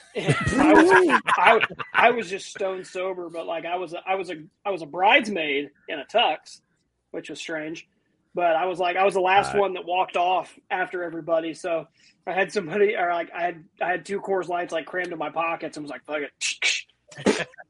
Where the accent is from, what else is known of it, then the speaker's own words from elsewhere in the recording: northern Ohio, United States; I'm from more northern Ohio